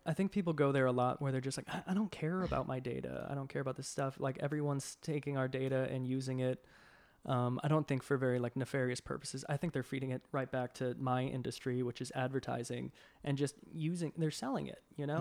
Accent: Boston, Massachusetts, United States; moved away as an adult; also born or lived in Savannah, Georgia; now in Atlanta, United States; I grew up in Boston originally, and, uh, I slowly moved my way down south

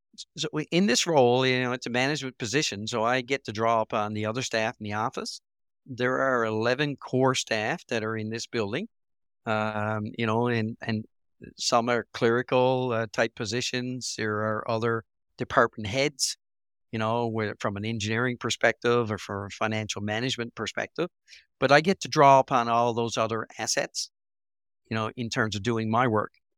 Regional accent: Port Blandford, Newfoundland and Labrador, Canada; places like Port Blanford or, which is at my hometown

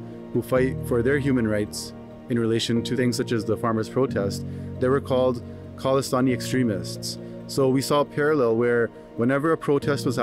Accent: Toronto, Ontario, Canada; I'm 32 years old and I'm from Toronto

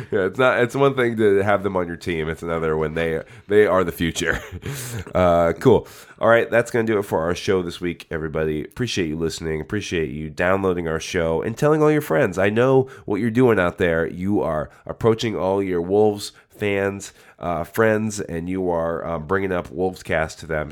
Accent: Nebraska, United States; I was born in Nebraska

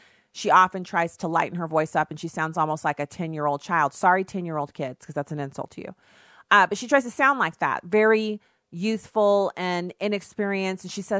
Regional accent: Germany; now in United States; Now, I grew up in Germany because my dad was on active duty in the Army. And so I ended up where people would come every 3 years, they would rotate in, and we would just move to a different base. We stayed in Germany

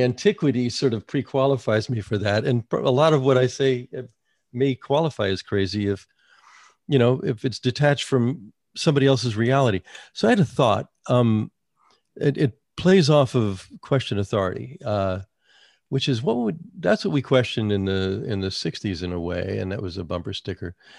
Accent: United States; moved away as an adult; also born or lived in North Carolina / New York; I grew up in New Jersey and New York, but I came, you know, I went to college in North Carolina and I lived there for another twenty years.

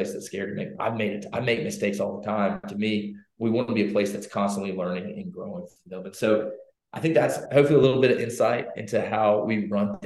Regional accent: Louisiana, United States; moved away as an adult; now in Texas, United States; I'm from Louisiana

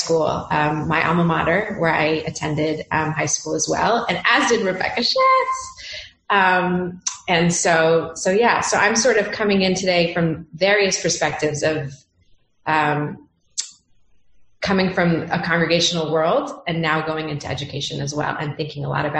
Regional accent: Los Angeles, California, United States; moved away as an adult; now in San Francisco, United States; back in my hometown of Los Angeles. I haven't been here for about a decade, so I'm really excited to be back home

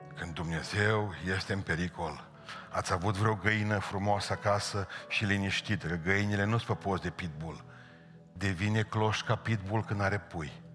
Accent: Bihor County, Romania; la noi este cuvântul a buieci, verb în Bihor

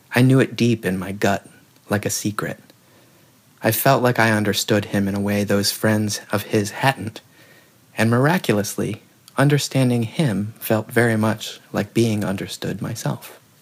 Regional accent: the South, United States; growing up in the South

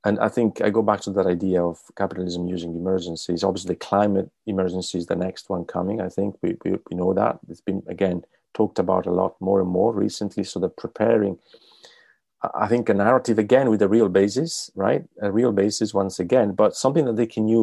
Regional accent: Italy; moved away; I'm from Italy

